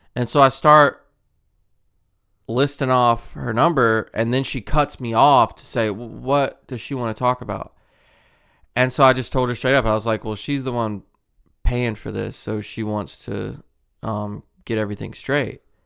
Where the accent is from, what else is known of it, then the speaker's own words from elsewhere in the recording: Mobile, Alabama, United States; I'm from Mobile